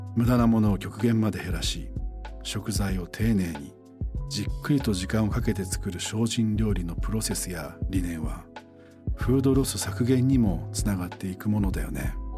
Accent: Sabae, Fukui, Japan; 僕の故郷福井県の鯖江という町はメガネの産地なんだ

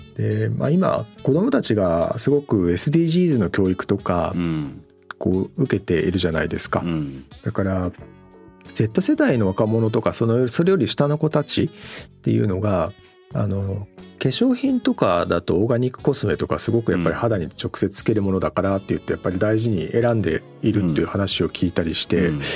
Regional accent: Kawagoe, Saitama, Japan; 私も川越の街中じゃなくて農村で生まれ育ってるんで

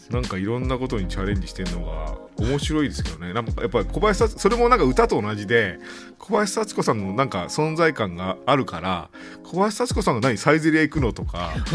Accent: Kyushu, Japan; 僕はあの九州出身なんで

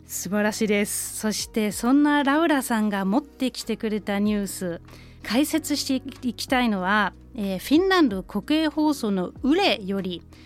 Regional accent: Germany; moved away; ドイツ人として

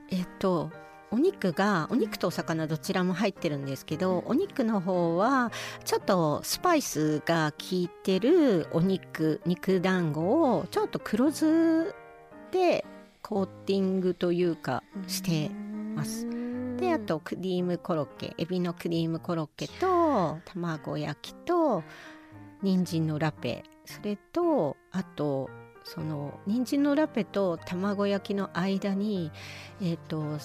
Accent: Hokkaido, Japan; 私が北海道出身なので

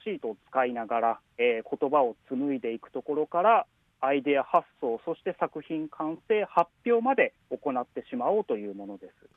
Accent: Matsuyama, Ehime, Japan; moved away; also born or lived in Tokyo; あの僕も松山出身なので、はい、小さい頃から俳句の世界、はい、そして句会とか、はい、あのまあ、身近に感じてきたので

